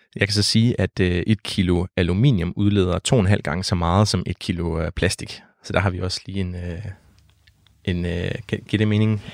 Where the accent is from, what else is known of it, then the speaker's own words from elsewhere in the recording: Denmark; hvor jeg voksede op ved Vesterhavet